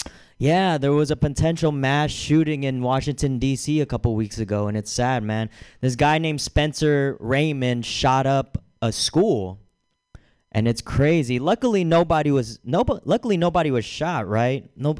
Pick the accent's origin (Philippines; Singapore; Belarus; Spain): Philippines; I'm Filipino.